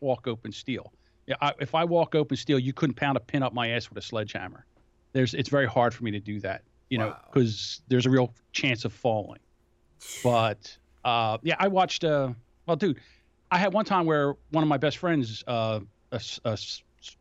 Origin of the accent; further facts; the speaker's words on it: Philadelphia, Pennsylvania, United States; I'm from Philadelphia.